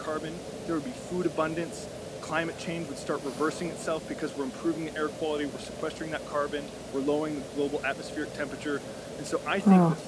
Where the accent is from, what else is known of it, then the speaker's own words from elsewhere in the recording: United States; I grew up in America in a middle-class family